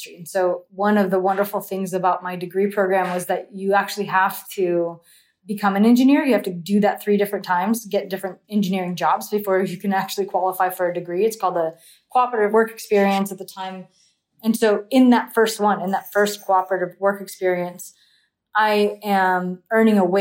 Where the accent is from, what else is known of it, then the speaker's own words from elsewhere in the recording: Central Valley, California, United States; I come from Central California. It doesn't snow here